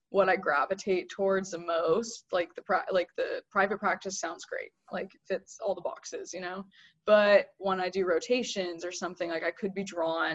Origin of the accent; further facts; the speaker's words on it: Fresno, California, United States; moved away as an adult; growing up in Fresno